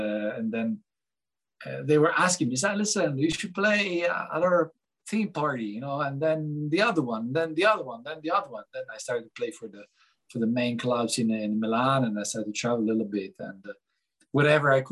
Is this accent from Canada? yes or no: no; Lugano, Ticino, Switzerland; also born or lived in Geneva / Zurich; I come from Switzerland. I was born in Geneva, and I grew up in Lugano, where I'm living now